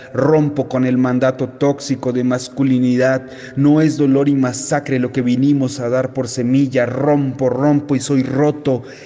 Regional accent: Mexico City, Mexico; un poeta de la Ciudad de México

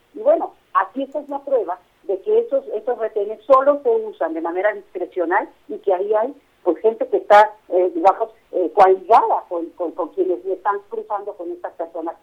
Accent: Mexico

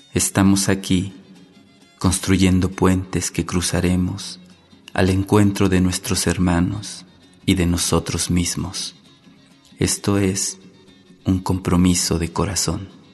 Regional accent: San Juan del Río, Querétaro, Mexico; Yo nací en San Juan del Río, soy hijo de inmigrantes

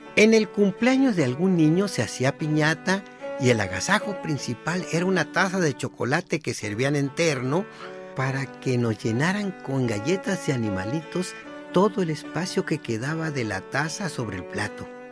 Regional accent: Guasave, Sinaloa, Mexico; moved away; also born or lived in Mexico City; Nací en la Noria, Guasave, Sinaloa

